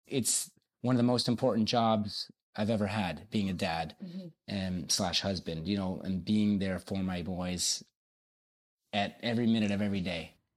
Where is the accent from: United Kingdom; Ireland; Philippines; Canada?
Canada; Hamilton, Ontario; born and raised in Hamilton.